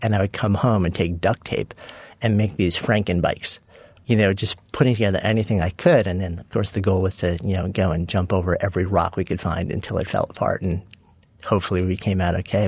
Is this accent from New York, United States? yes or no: yes; Port Washington, New York, United States; I grew up in a suburb of uh, New York City, Port Washington, also known as East Egg from the Great Gatsby